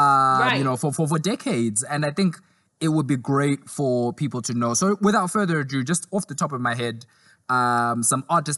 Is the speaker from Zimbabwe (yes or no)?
yes; Zimbabwe; also born or lived in South Africa; because I grew up in Zimbabwe and South Africa, so I listen to a lot of Zimbabwean and South African artists.